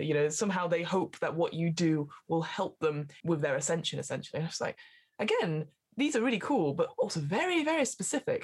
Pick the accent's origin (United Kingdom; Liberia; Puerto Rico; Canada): United Kingdom; near Burnley, North West England; Burnley so near my hometown